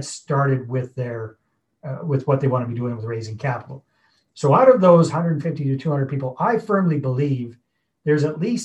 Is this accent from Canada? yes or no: yes; Northern British Columbia, Canada; moved away as an adult; also born or lived in Costa Rica; I was born and raised in Northern British Columbia on the west coast of Canada